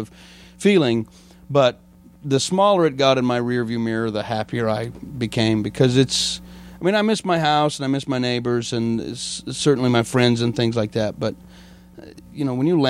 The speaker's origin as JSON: {"language": "English", "town": "Denver", "region": "Colorado", "country": "United States", "also_born_or_lived": "Los Angeles", "moved": "as an adult", "said": "Denver, Colorado, originally. Outside of Denver, originally"}